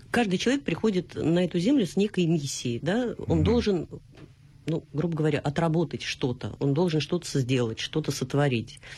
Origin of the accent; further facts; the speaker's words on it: Tolyatti, Samara Oblast, Russia; Я из Тольятти.